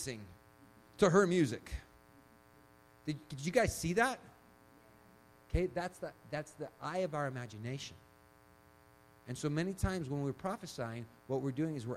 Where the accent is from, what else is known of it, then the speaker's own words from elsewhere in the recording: Chile; I was born in Chile